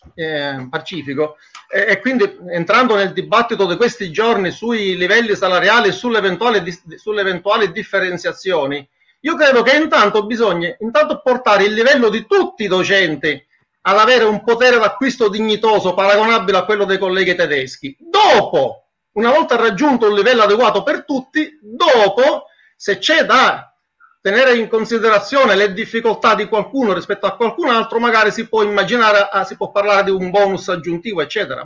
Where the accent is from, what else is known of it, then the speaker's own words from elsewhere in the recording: Sicily, Italy; moved away as an adult; now in Brussels, Belgium; Sono siciliano